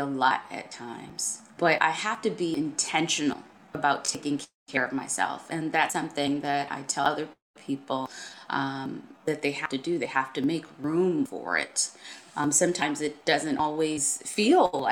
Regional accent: Buffalo, New York, United States; I grew up on Buffalo's East Side, and I'm proud to say that.

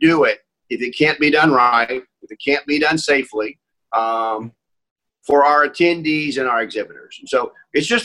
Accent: Indianapolis, Indiana, United States; I was born in Indianapolis

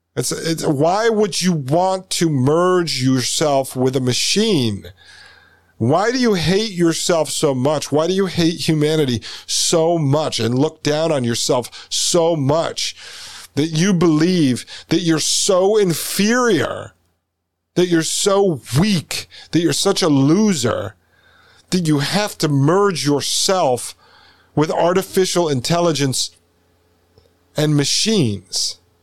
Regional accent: United States; when we grew up in the United States, I went to uh, born in '81, right? So I went to school in the '80s and '90s

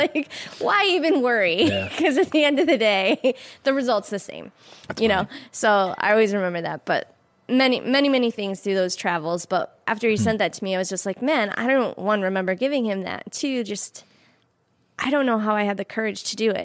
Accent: Syracuse area, New York, United States; I would end up in my hometown

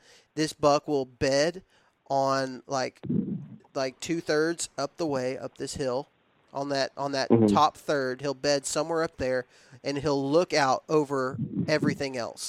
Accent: Texas, United States; I was raised in West Texas where you hunt over corn feeders and things like that. Like that's just how I was raised.

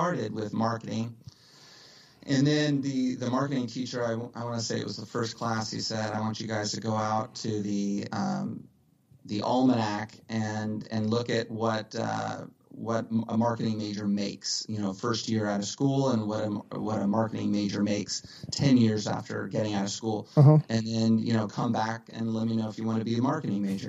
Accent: Dallas, Texas, United States; moved away as an adult; also born or lived in Los Angeles / Malibu; From Dallas originally. Born and raised in Dallas in 1975, which makes me 42 years old. I was in Dallas for about 18 years and then came out to LA for college

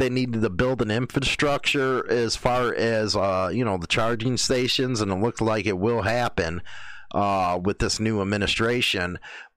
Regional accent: United States; I'm an American

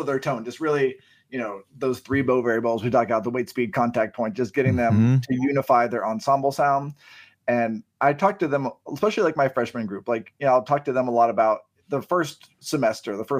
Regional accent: Youngstown, Ohio, United States; moved away as an adult; also born or lived in Boardman, Ohio; now in South Carolina, United States; I grew up in the Youngstown area

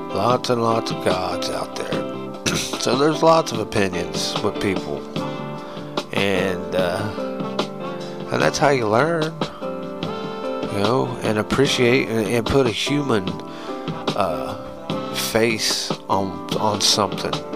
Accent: United States; we're American

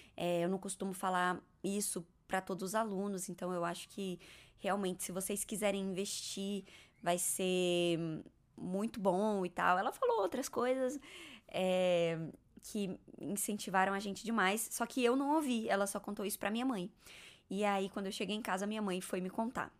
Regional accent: Gama, Federal District, Brazil; moved away; Eu nasci em Brasília, eu sempre morei no Gama, que é uma cidade satélite de Brasília.

